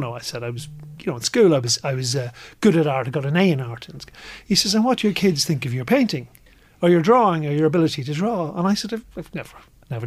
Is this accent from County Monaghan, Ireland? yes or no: yes; Carrickmacross, County Monaghan, Ireland; I grew up in Carrickmacross